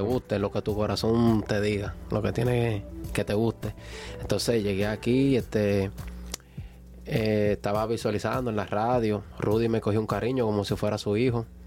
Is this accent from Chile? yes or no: no; San Juan, Puerto Rico; moved away as an adult; now in United States; vengo de San Juan, Puerto Rico. Eh, mis padres son dominicanos, yo me crié en Puerto Rico